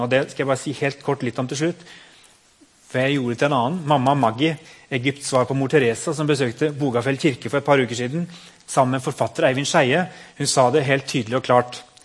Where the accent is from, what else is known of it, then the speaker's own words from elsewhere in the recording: Norway; vi som nordmenn